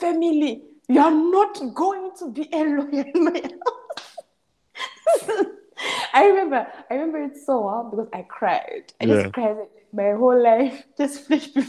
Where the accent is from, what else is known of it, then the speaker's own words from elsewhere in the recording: Zimbabwe; moved away as an adult; also born or lived in Bulawayo, Zimbabwe; now in South Africa; growing up in Zimbabwe